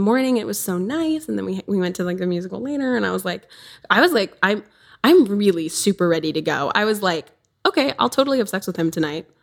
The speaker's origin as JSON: {"language": "English", "region": "southern Wisconsin", "country": "United States", "said": "I'm from Wisconsin, southern Wisconsin. I'm on the border."}